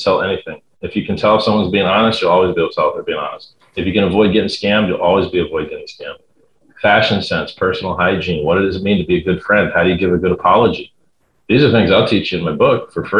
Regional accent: Fort Lauderdale, Florida, United States; I grew up in Fort Lauderdale, Florida. That's north of Miami

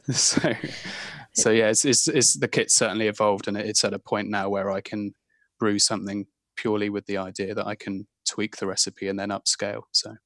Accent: Ivybridge, South West England, United Kingdom; moved away; also born or lived in Brighton / France; I grew up in Ivy Bridge

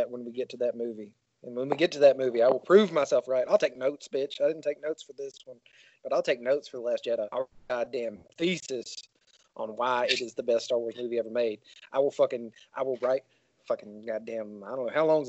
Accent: the South, United States; We're from the South. We say everything wrong

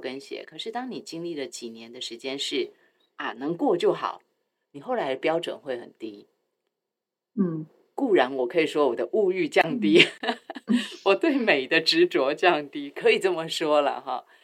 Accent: Taiwan; 我很爱我的家乡，我很爱台湾

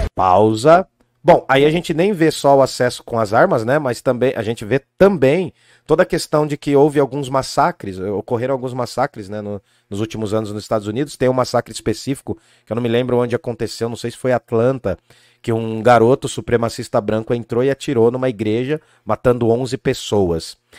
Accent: Brazil; Tem sangue negro e indígena porque eu sou brasileiro

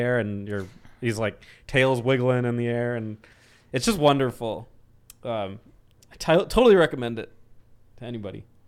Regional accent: Arizona, United States; I'm from Arizona.

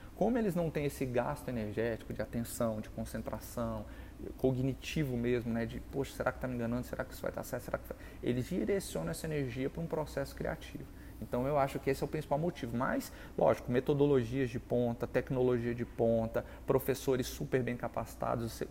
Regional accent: Brasília, Federal District, Brazil; eu nasci, moro em Brasília

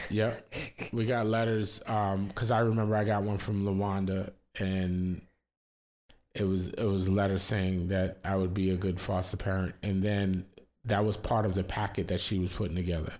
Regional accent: New York, United States; also born or lived in Florida; I, we grew up in New York, but then we moved, we lived in Florida and then we moved back to New York

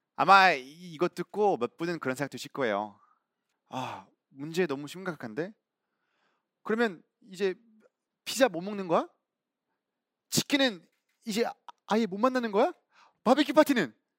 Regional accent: Belgium; Korean is a second language; now in South Korea; 저는 벨기에에서 온

